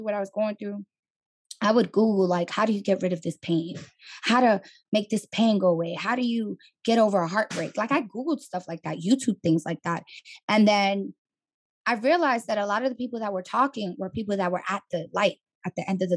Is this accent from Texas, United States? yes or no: no; New York City, New York, United States; moved away as an adult; also born or lived in Atlanta; I'm from the Bronx, born and raised